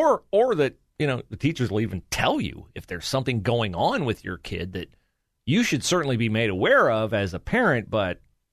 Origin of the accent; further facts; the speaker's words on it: Ohio, United States; moved away as an adult; Even though the reason I left Ohio when I was 18 years old was to enlist in the United States Marine Corps and go serve my country.